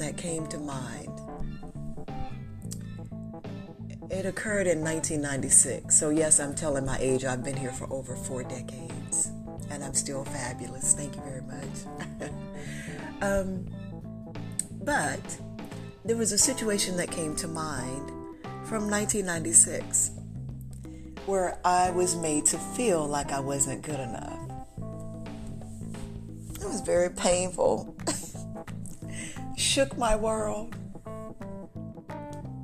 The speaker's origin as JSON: {"language": "English", "region": "North Carolina", "country": "United States", "tie": "born or raised there", "said": "my hometown where I lived in North Carolina"}